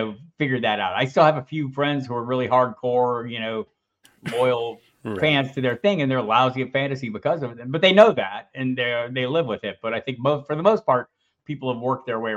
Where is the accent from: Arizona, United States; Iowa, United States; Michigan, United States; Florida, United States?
Arizona, United States; Tucson; I grew up in Tucson